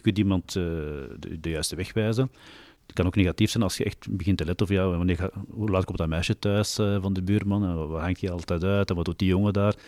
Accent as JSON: {"language": "Dutch", "town": "Mechelen", "region": "Flanders", "country": "Belgium", "tie": "born or raised there", "said": "geboren en getogen in Mechelen"}